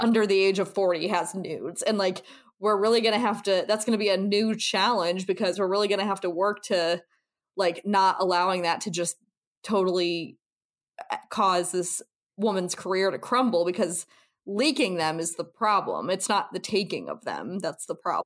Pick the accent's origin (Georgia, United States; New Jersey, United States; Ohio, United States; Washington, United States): Ohio, United States; twenty minutes from Hudson; moved away; twenty minutes from my hometown